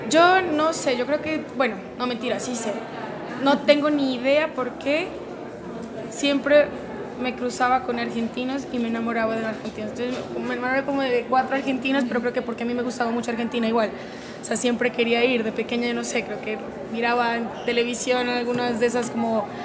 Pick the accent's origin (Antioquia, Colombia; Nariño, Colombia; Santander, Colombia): Nariño, Colombia; Pasto; entonces después volvimos para Pasto y me crié allá en Pasto